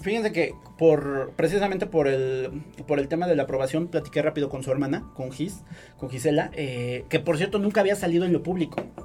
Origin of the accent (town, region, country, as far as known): Puebla, Mexico